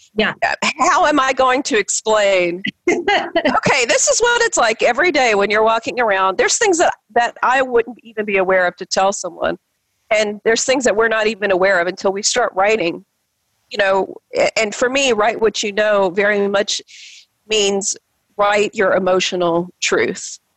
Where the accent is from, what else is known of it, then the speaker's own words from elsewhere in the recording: the South, United States; as a Filipino girl growing up in the South